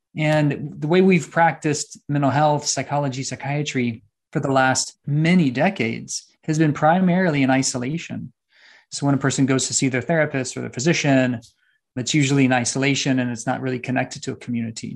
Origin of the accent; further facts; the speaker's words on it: San Antonio, Texas, United States; also born or lived in Austin, Texas; Right now, I'm in Austin, Texas, back home. I'm from San Antonio and Austin.